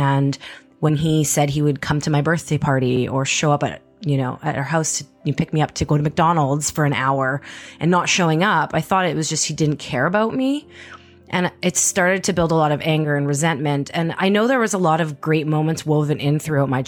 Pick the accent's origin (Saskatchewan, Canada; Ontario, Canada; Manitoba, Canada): Manitoba, Canada; Winnipeg; moved away; also born or lived in Edmonton / Vancouver; I was born and raised in Winnipeg, Manitoba